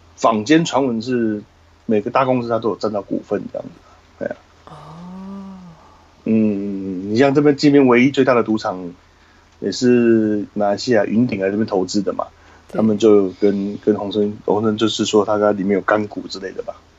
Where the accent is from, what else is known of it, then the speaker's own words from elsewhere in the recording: Taiwan; moved away as an adult; now in Cambodia; 我们台湾人